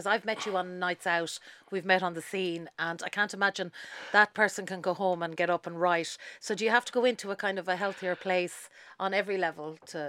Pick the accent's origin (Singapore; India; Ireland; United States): Ireland; Leitrim, Connacht; moved away; I come from Leitrim and I come from a community down there. They say, you know, small town, big family.